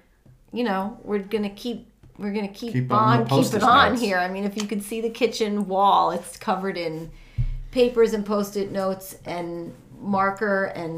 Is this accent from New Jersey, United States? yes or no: yes; New Jersey, United States; I was from Jersey.